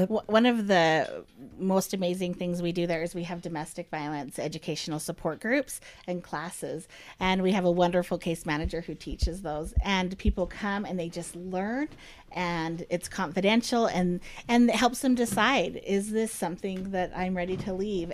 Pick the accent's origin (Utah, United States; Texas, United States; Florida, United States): Utah, United States; Ogden; I grew up in Ogden